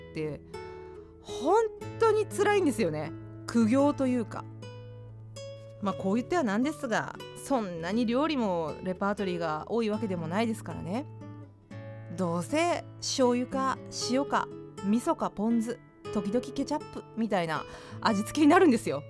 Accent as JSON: {"language": "Japanese", "region": "Fukuoka", "country": "Japan", "tie": "born or raised there", "moved": "yes", "said": "私の実家がある福岡の方"}